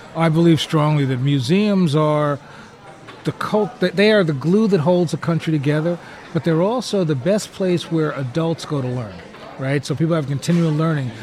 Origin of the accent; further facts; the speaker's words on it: New Jersey, United States; moved away; also born or lived in Chicago; Growing up in New Jersey